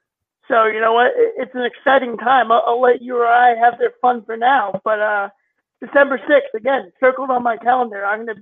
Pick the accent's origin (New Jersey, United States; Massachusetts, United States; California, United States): Massachusetts, United States; Central; I grew up in Central Massachusetts.